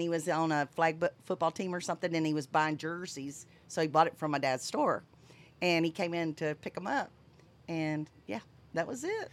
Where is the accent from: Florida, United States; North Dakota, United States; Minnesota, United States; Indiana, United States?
Florida, United States; Fort Walton Beach; moved away; also born or lived in Montgomery, Alabama / Texas; I was raised in Fort Walton Beach